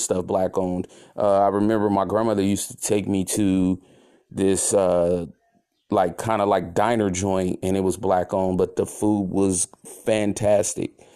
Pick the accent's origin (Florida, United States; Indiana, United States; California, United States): California, United States; San Francisco; also born or lived in Oakland; I grew up in the Bay Area